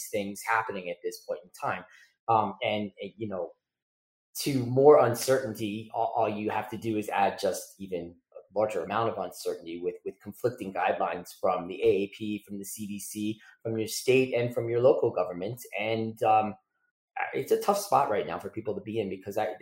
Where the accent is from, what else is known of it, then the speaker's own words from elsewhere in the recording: South Florida, United States; a kid growing up in South Florida with hurricanes